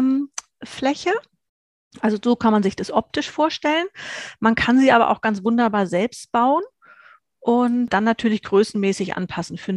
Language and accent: German; Hesse, Germany; ich komme aus Nordhessen im schönen Deutschland, aus der Mitte komplett